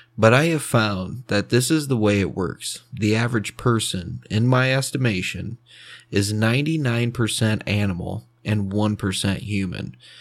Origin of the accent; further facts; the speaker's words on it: Fort Wayne, Indiana, United States; Fort Wayne, Indiana, which is where I'm from